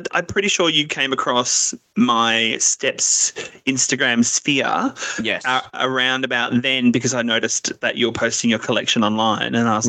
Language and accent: English; Melbourne, Victoria, Australia; We're all from Melbourne, actually.